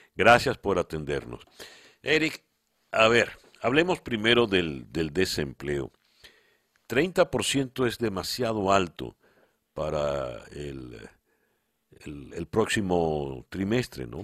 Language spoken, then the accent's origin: Spanish; Venezuela; como venezolano